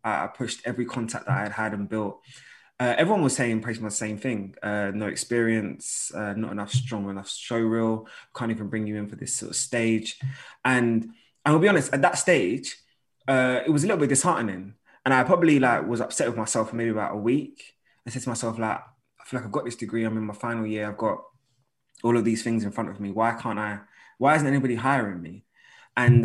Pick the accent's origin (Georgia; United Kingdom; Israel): United Kingdom; London; I'm from North London